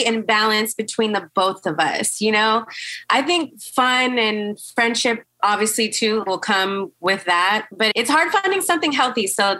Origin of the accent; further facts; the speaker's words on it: California, United States; But I'm from California, in my late 20s. I'm just, you know, fun-loving girl out